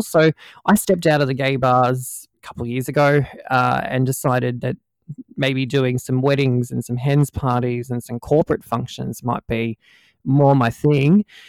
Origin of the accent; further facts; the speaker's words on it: Australia; accent: Aussie; also born or lived in Melbourne, Victoria; my, my Aussie accent's not uh, too too hard for people to, to, to understand.